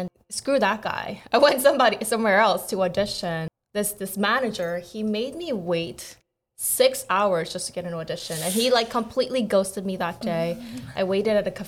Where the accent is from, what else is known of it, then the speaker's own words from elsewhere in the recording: United States; moved away as an adult; also born or lived in South Korea; So I was born in Korea, but when I was 8, I immigrated. So I technically grew up in America and I went back.